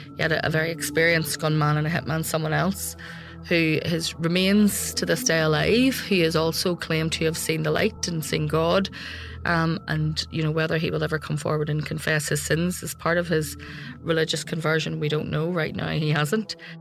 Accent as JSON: {"language": "English", "town": "Belfast", "region": "Northern Ireland", "country": "United Kingdom", "said": "I came from Belfast"}